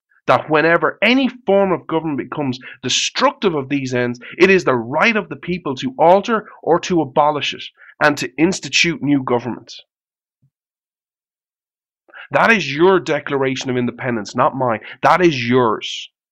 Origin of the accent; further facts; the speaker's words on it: Ireland; I'm Irish.